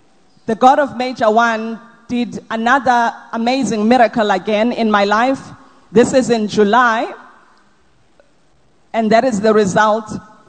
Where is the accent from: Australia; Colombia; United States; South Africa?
South Africa; Durban, KwaZulu-Natal; I'm coming from Durban, and my testimony is on behalf of myself and my husband.